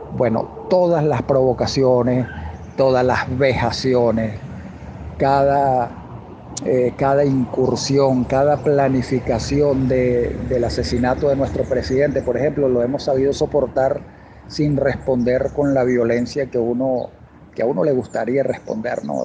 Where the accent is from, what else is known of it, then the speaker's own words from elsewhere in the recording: Venezuela; en Venezuela adoramos